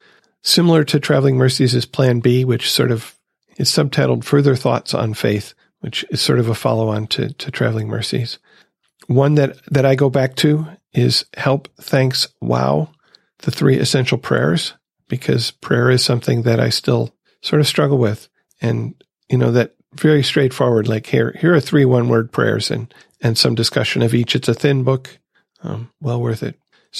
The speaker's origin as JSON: {"language": "English", "town": "Grand Rapids", "region": "Michigan", "country": "United States", "said": "from Grand Rapids, Michigan."}